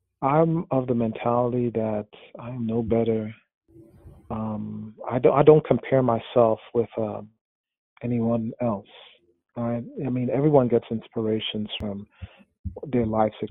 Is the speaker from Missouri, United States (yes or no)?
no; New York City, New York, United States; when I was a teenager growing up in New York City